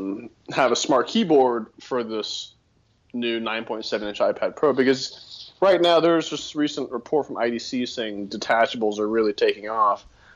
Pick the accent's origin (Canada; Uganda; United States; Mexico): United States; Austin, Texas; now in Denver, United States; because I'm from Texas